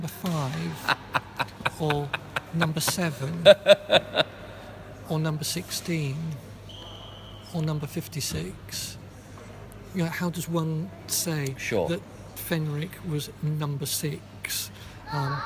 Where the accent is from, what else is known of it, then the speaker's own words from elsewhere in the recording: Yorkshire and the Humber, United Kingdom; I come from Yorkshire